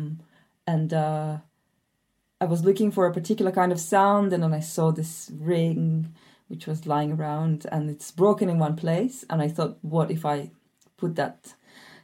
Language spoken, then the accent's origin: English; Almaty, Kazakhstan; also born or lived in south of France; now in France; I grew up in Almaty, Kazakhstan, and now I live in the south of France